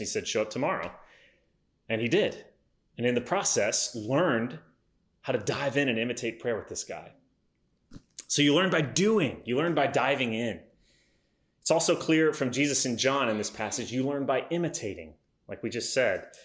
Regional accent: United States; my existence as an American in 2020

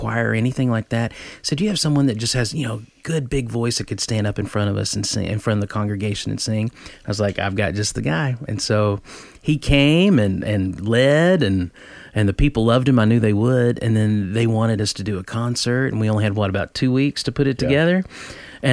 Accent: near Knoxville, East Tennessee, United States; also born or lived in Nashville, Tennessee; I'm from East Tennessee. In fact, I'm one county over from Dolly Parton where I was born. I'm right outside of Knoxville. So I'd moved to Nashville at age 18

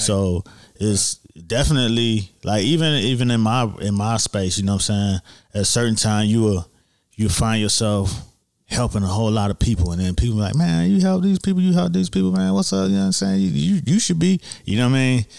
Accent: Miami, Florida, United States; also born or lived in Scott Lake, Miami Gardens; we we moved from Liberty City to Scott Lake, which is now in Miami Gardens

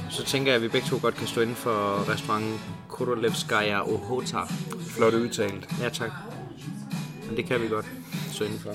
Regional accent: Denmark

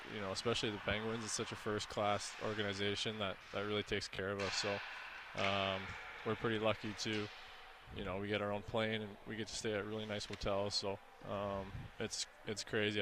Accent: Thunder Bay, Ontario, Canada; moved away; growing up in Thunder Bay, I don't mind

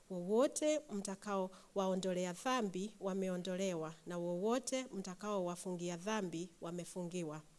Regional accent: Kenya; moved away; ich komme aus Kenia und in Kenia, wir sprechen ganz viele Sprachen, aber eine davon ist Swahili.

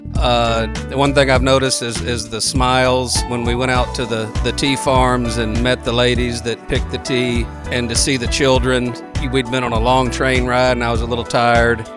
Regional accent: Texas, United States; I'm from Texas, so I'll call it chamomile.

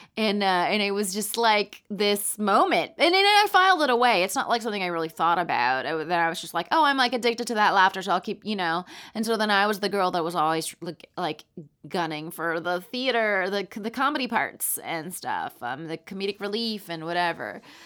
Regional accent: Palm Springs, California, United States; also born or lived in Roanoke, Virginia; I grew up in Palm Springs, California

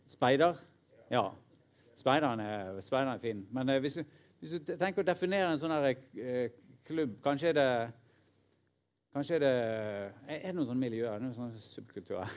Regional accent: Norway; nordmenn som leser Bibelen, inkludert meg sjøl

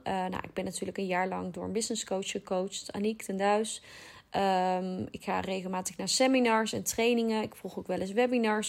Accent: North Brabant, Netherlands; accent: Brabant; ik woon in Brabant, als je dat nog niet had begrepen aan mijn accent

